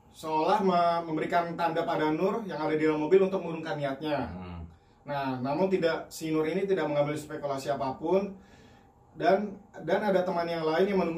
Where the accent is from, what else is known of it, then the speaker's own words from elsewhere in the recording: Java, Indonesia; Gue orang Jawa kan.